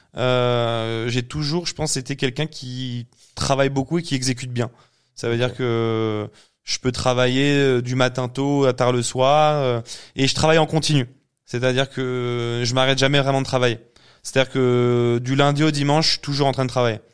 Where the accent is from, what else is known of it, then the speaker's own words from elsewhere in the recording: Paris, Île-de-France, France; suis parisien